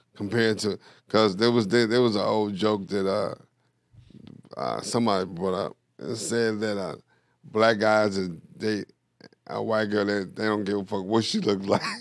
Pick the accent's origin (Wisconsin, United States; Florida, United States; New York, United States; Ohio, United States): New York, United States; moved away; I'm from New York